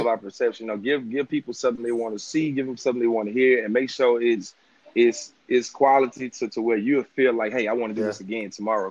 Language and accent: English; Maryville, Louisiana, United States; now in Baton Rouge, United States; I'm from Maryville, Louisiana, but mm-hmm. I, I, reside in Baton Rouge, Louisiana